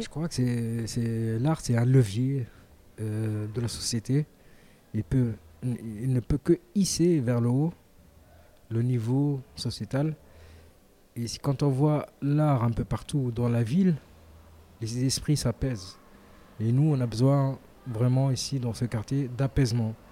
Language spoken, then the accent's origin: French; Tunisia; now in Marseille, France; je suis originaire de la Tunisie